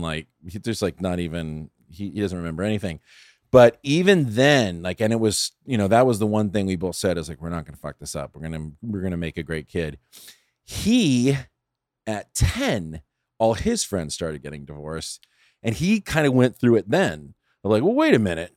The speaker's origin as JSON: {"language": "English", "town": "San Fernando", "region": "California", "country": "United States", "tie": "born or raised there", "also_born_or_lived": "Pasadena / Studio City / Sherman Oaks", "said": "I grew up in San Fernando. I went to John F. Kennedy High School in, in San, in San Fernando."}